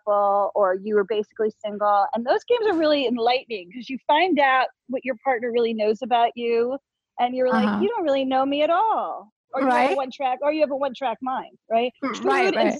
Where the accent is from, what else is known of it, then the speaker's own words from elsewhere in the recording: Short Hills, New Jersey, United States; moved away as an adult; also born or lived in Queens, New York / Florida; now in Los Angeles, United States; I'm from Short Hills, New Jersey, but I lived in Queens till about age 11